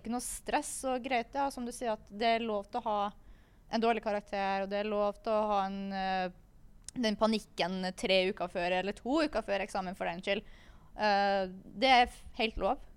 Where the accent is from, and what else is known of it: Kristiansund, Møre og Romsdal, Norway; moved away